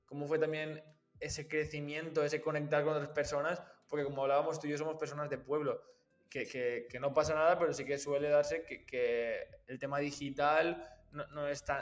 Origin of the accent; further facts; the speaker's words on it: Valencia, Valencian Community, Spain; ya que estoy aquí … eh, soy de Valencia y también podemos quedar y conocernos